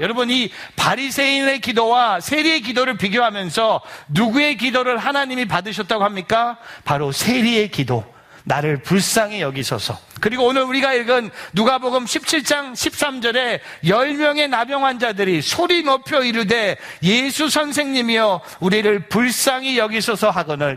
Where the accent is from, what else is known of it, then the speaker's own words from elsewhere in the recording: South Korea; now in New Jersey, United States; 저는 어렸을 때 한국에서 감리교에서 자랐기 때문에